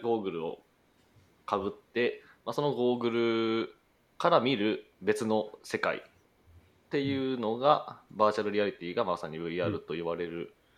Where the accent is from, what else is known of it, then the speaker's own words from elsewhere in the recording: Kumamoto, Japan; moved away as an adult; also born or lived in Kyoto; 熊本生まれです